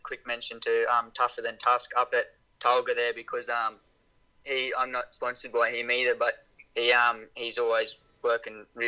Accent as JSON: {"language": "English", "town": "Brisbane", "region": "Queensland", "country": "Australia", "tie": "born or raised there", "also_born_or_lived": "Murgon, Queensland", "said": "I was born in Brisbane, and then sort of high school, me and my old boy moved out to Mergan"}